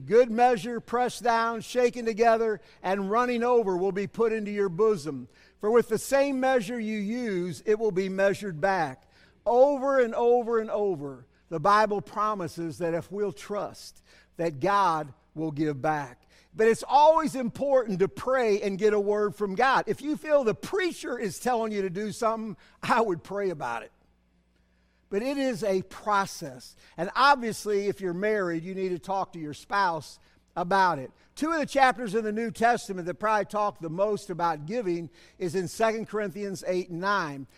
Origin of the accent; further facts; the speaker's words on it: Berkeley, California, United States; also born or lived in Cedar Hill; I grew up here in Berkeley